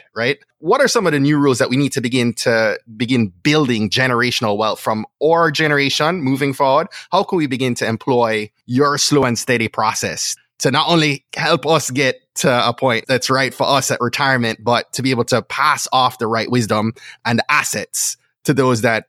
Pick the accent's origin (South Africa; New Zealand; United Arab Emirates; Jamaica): Jamaica; moved away; I grew up in Jamaica in a family of love